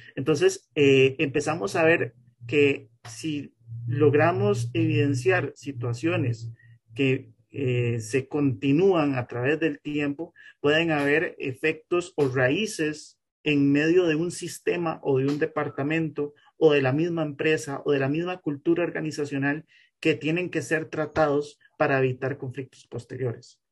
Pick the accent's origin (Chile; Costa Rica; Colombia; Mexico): Costa Rica; como costarricense